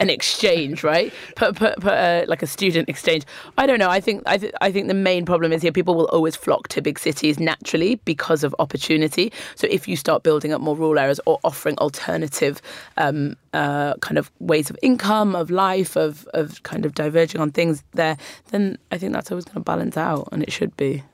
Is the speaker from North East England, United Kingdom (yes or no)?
yes; Newcastle upon Tyne, North East England, United Kingdom; now in London, United Kingdom; I grew up in Newcastle, which is the other end of the country